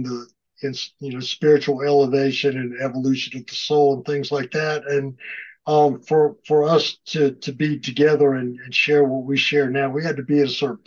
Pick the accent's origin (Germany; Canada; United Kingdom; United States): United States; South Carolina; We're both from South Carolina